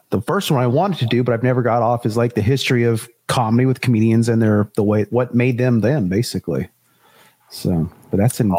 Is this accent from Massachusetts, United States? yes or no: no; Salinas, California, United States; moved away; So I'm originally from Salinas.